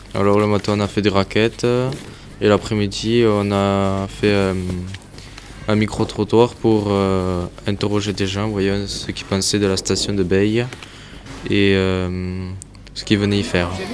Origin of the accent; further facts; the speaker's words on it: Charente, Nouvelle-Aquitaine, France; Je viens de la Charente, du pays du cognac